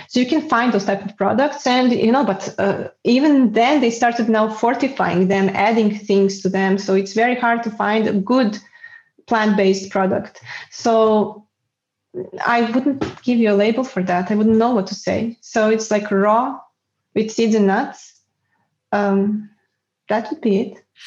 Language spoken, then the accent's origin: English; Belgrade, Serbia; moved away as an adult; also born or lived in Spain / Bulgaria; now in Netherlands; I was back then in Belgrade in Serbia uh, ah. that is my hometown.